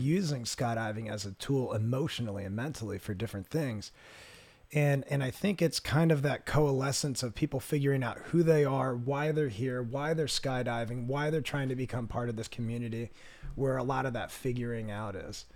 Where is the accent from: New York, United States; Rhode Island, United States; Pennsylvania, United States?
Pennsylvania, United States; suburbs of Philadelphia; now in Southern California, United States; I grew up about, uh, half an hour south of Philadelphia in the suburbs of Philadelphia, which is right on the border of Pennsylvania and Delaware